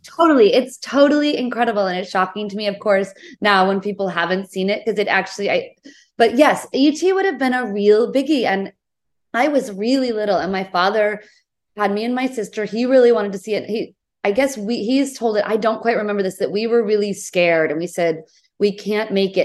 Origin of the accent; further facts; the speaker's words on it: New England, United States; moved away as an adult; also born or lived in Portland, Oregon / New York City; I grew up in New England, in the U S